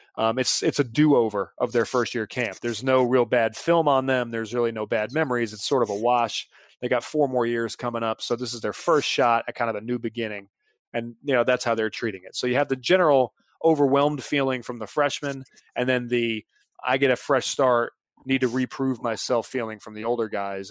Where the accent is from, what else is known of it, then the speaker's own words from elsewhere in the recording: Mint Hill, North Carolina, United States; also born or lived in Charlotte; I was from Mint Hill, so I was two and a half hours from Chapel Hill